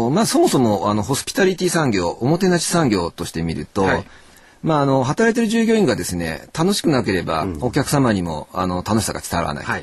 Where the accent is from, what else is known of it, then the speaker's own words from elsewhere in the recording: Tokyo, Japan; 江戸っ子でございますんで